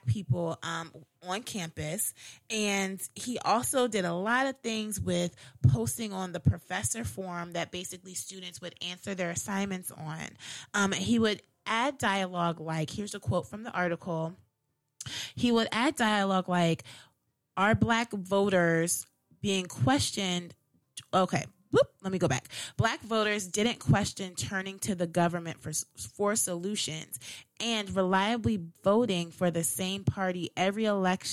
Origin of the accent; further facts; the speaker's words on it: Howard County, Maryland, United States; growing up in Howard County